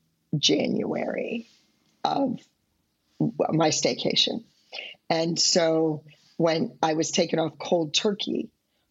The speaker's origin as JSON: {"language": "English", "town": "Pittsburgh", "region": "Pennsylvania", "country": "United States", "tie": "born or raised there", "said": "growing up in Pittsburgh"}